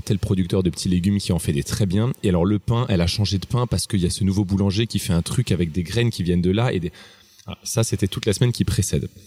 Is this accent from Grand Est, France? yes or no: yes; Strasbourg, Grand Est, France; moved away; je suis alsacien, je viens de Strasbourg, qui est une ville où la bouffe est très importante.